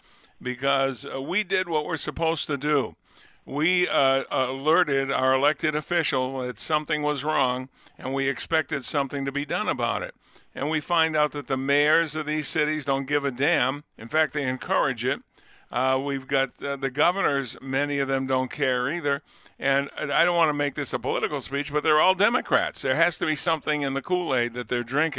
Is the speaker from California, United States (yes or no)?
no; Lunenburg, Massachusetts, United States; moved away; I was born and raised in Lunenburg